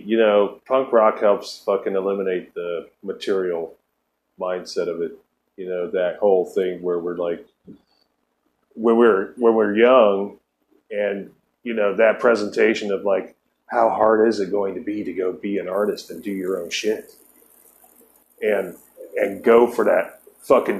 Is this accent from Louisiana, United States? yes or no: no; Ohio, United States; I lived in Ohio. I'm from Ohio